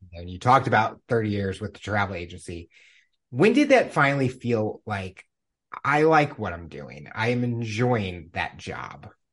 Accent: Missouri, United States; growing up in Missouri

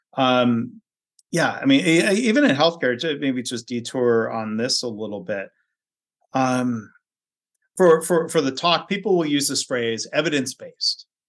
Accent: Livonia, Michigan, United States; also born or lived in Ohio; Lynn grew up in the same town I grew up

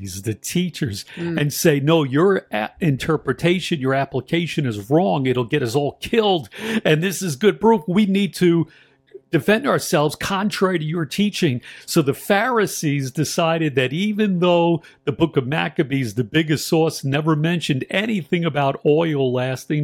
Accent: New York City, New York, United States; accent: New York; I'm from New York, so we got our own little dialect in New York City

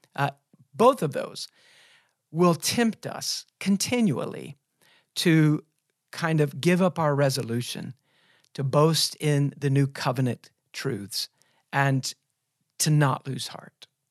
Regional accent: United States; us as American evangelicals

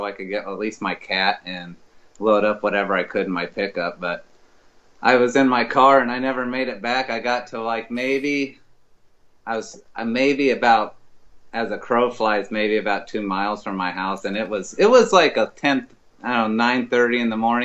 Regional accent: Chico, California, United States; now in Paradise, United States; being from a small town, I grew up in Chico

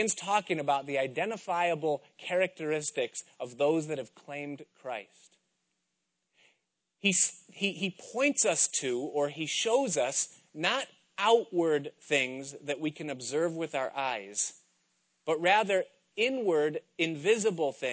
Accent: United States; they always knew that I was an American

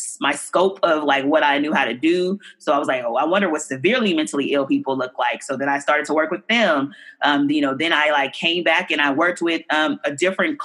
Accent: Oakland, California, United States; I grew up in deep East Oakland

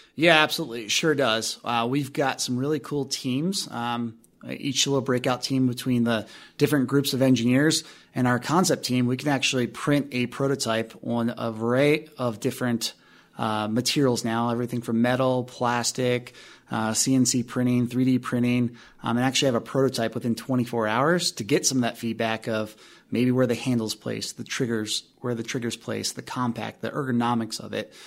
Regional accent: Maryland, United States; moved away as an adult; also born or lived in Alabama / New Orleans / Atlanta / Atlantic Beach, Florida; now in Colorado, United States; I was born and raised in Maryland

